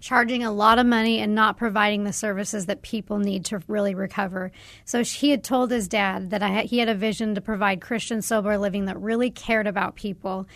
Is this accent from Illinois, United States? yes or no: no; Arizona, United States; growing up in Arizona